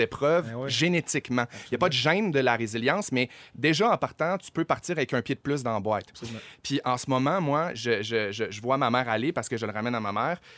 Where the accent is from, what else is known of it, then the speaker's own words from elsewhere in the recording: Chicoutimi, Quebec, Canada; je viens de Chicoutimi.